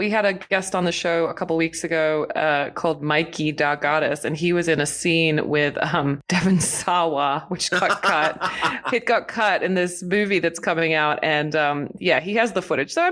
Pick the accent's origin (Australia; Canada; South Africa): Australia; I'm Australian.